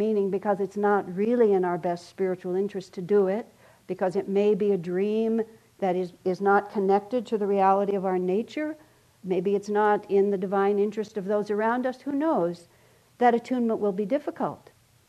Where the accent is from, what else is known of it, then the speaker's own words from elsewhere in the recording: El Paso, Texas, United States; I grew up in El Paso, Texas